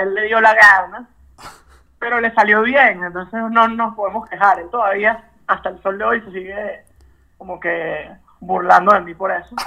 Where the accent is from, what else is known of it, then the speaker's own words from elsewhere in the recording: Caracas, Capital District, Venezuela; moved away; los caraqueños, porque yo nací en Caracas